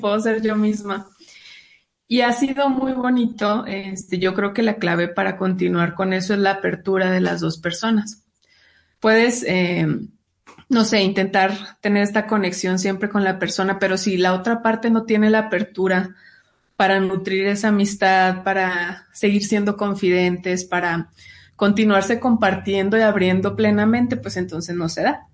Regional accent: Chihuahua, Mexico; yo soy del norte, de un estado llamado Chihuahua, que está con la frontera en Estados Unidos.

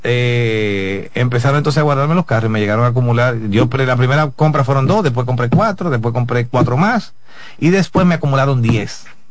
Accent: Dominican Republic

